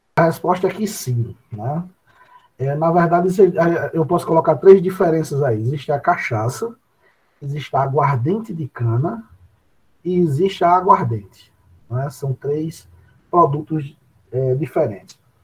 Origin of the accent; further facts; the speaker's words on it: Areia, Paraíba, Brazil; eu sou natural de Areia e moro na cidade de Areia